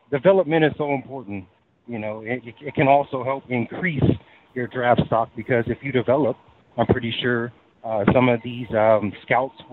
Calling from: Texas, United States; I'm calling in from Texas.

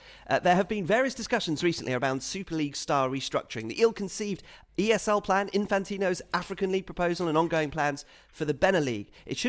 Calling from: Bangalore, Karnataka, India; I am writing from Bangalore in India as a thunderous monsoon threatens outside.

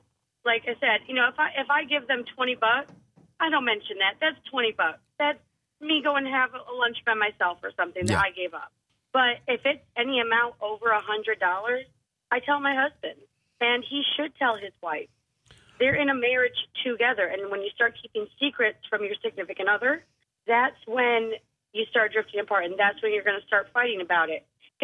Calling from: Charleston, United States

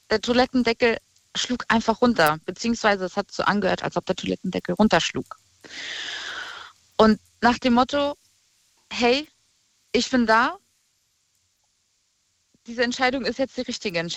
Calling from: Rhineland-Palatinate, Germany; Aus der Nähe von Koblenz.

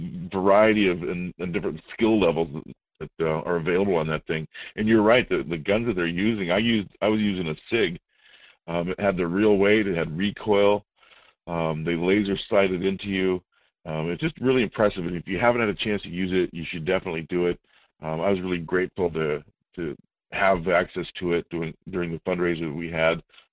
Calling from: Fairbanks, Alaska, United States; up here in Fairbanks.

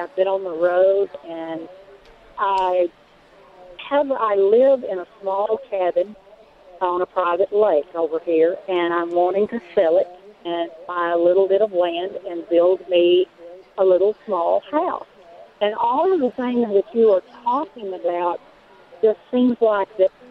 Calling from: Omaha, Texas, United States; We're 50 miles from the Arkansas-Texas border up in Texarkana. We're 30 miles from Oklahoma.

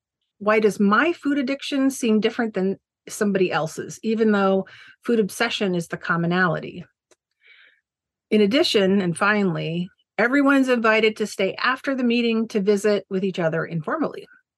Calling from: Maryland, United States; I'm joining you from Maryland in the U.S., and my pronouns are she, her.

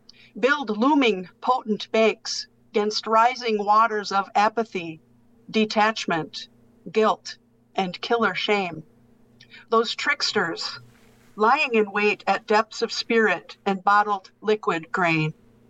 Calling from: Green Bay, Wisconsin, United States; Yeah, I'm in Green Bay, Wisconsin.

